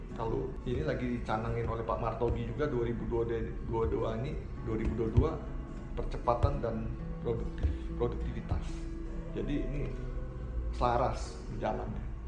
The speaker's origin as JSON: {"language": "Indonesian", "town": "Bandung", "region": "West Java", "country": "Indonesia", "said": "saya orang Bandung"}